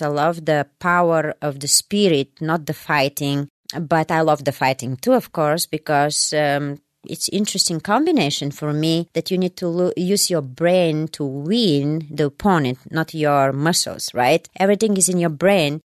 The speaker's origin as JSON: {"language": "English", "country": "Bulgaria", "tie": "born or raised there", "also_born_or_lived": "Germany", "second_language": "English", "moved": "as an adult", "lives_now": "United States", "said": "I was born in Bulgaria, and uh, in that time, Bulgaria was um, uh, East Bloc countries"}